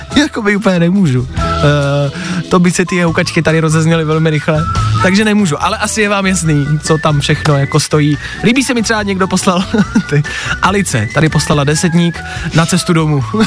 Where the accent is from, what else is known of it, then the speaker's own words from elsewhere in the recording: Pilsen, Plzeň Region, Czechia; jsem z Plzně